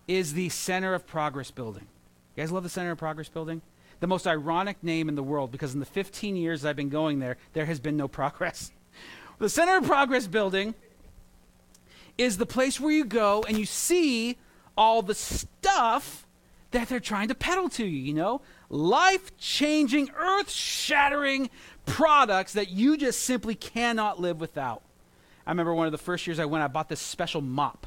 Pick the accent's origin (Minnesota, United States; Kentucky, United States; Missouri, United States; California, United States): California, United States; Santa Maria; now in New York, United States; when I was growing up in California, I had county fairs, and I would go to that, and they were fun. You know, you go to the county fair or the strawberry festival in Santa Maria, where I grew up